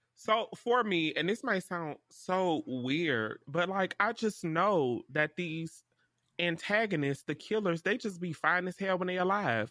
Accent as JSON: {"language": "English", "region": "Louisiana", "country": "United States", "said": "I'm from Louisiana"}